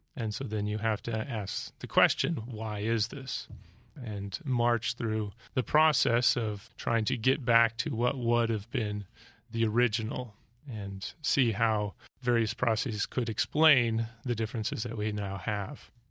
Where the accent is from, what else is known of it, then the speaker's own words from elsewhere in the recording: Alaska and Montana, United States; I grew up in Alaska and Montana